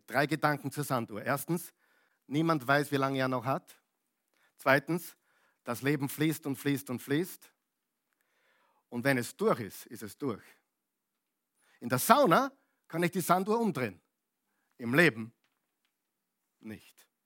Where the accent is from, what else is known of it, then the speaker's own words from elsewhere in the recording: Upper Austria, Austria; also born or lived in United States; now in Vienna, Austria; da sind wir jetzt seit 25 Jahren da, als echter Oberösterreicher, von Amerika gekommen, Oberösterreich und jetzt sind wir eben in Wien.